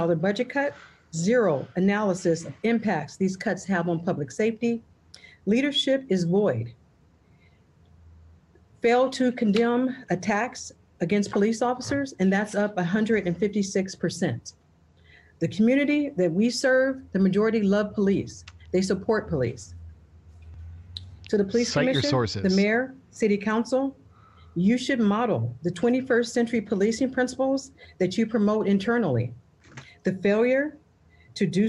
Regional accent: Los Angeles, California, United States; grew up in South LA.

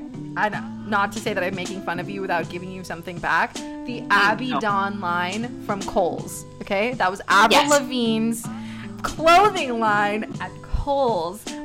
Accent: Texas, United States; when I grew up in Texas

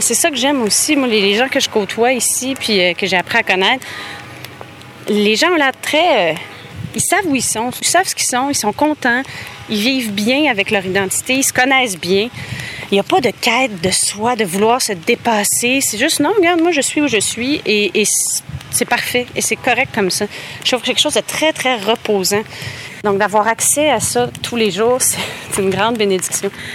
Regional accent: Montreal, Quebec, Canada; now in Laval, Canada; J'ai grandi, moi, à Montréal

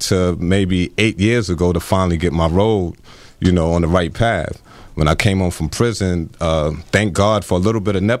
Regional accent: New York City, New York, United States; I come from the Pink Houses, grew up in Brownsville as well, and it was predominantly black. And before that, I had grew up until I was 8 years old in Park Slope

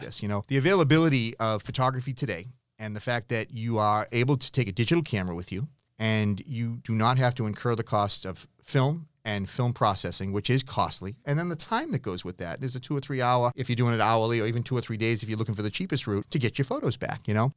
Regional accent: Massachusetts, United States; born or raised there

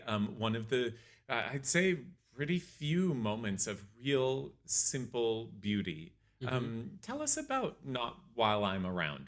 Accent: United States; being American

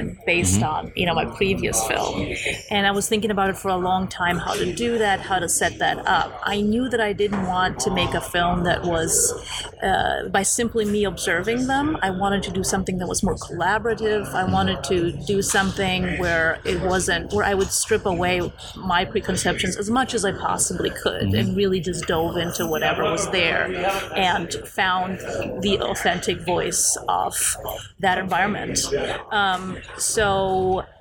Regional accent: Germany; also born or lived in Poland; now in Los Angeles, United States; I was born in Poland. I left for Germany with my parents when I was a child. So basically, we fled Poland when I was five.

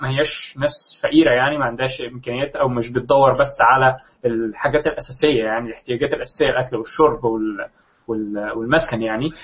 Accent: Egypt; عندنا في مصر

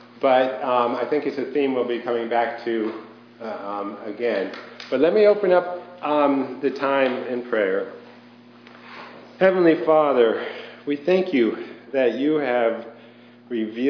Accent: outside of New York City, United States; I grew up outside of New York City in a Jewish neighborhood and environment

